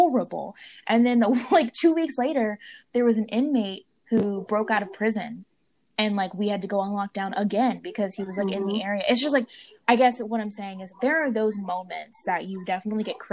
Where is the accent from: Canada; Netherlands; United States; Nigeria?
United States; Blacksburg, Virginia; now in New Orleans, United States; I grew up in Blacksburg, Virginia